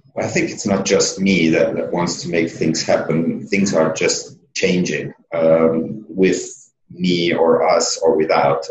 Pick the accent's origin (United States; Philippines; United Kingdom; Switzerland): Switzerland; Being a secondo, so being an Italian and growing up in Switzerland, you're somehow not a Swiss